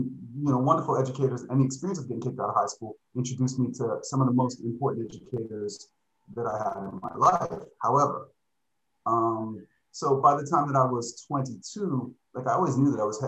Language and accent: English; Miami Beach, Florida, United States; moved away as an adult; now in Japan; I'm from Miami Beach, Florida.